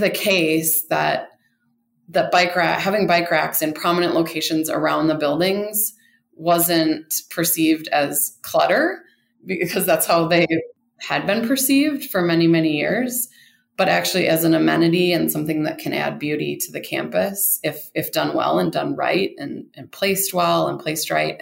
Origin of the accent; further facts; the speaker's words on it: Rochester, Minnesota, United States; moved away as an adult; now in Denver, United States; I grew up in Rochester, Minnesota